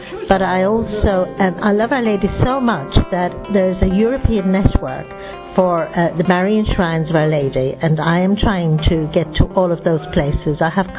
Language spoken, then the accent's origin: English; Ireland; I'm from Ireland